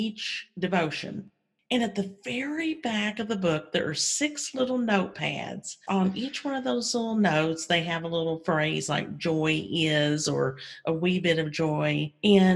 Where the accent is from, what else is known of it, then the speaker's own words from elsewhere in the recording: Kentucky, United States; moved away as an adult; also born or lived in Mississippi / Texas; now in Virginia, United States; Grew up in Kentucky.